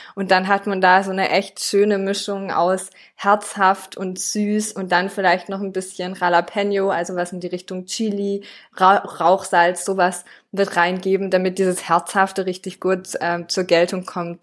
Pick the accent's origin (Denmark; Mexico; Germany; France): France; moved away; ich bin in Frankreich aufgewachsen.